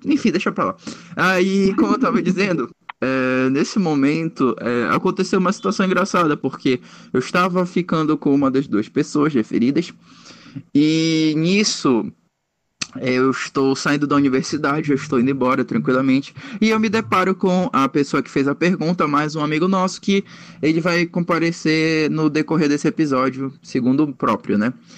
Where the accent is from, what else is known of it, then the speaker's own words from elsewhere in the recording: Belém, Pará, Brazil; eu sou de Belém